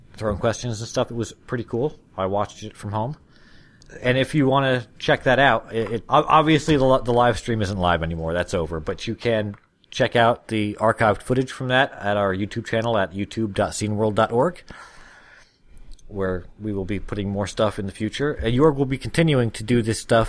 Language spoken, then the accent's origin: English; United States; I'm a stupid American